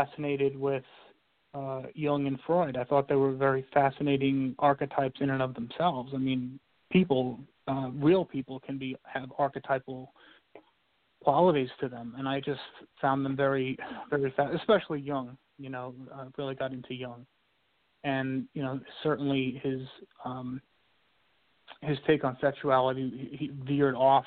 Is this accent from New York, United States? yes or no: yes; New York City, New York, United States; I grew up in New York, in Brooklyn, New York